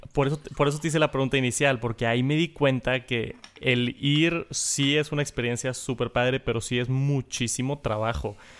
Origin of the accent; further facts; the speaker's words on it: Mexico; soy de México